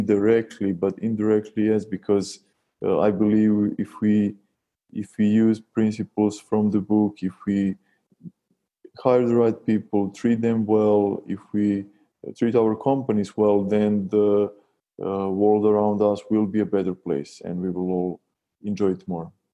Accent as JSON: {"language": "English", "country": "Serbia", "said": "we, we're from Serbia, a small and, and still poor country"}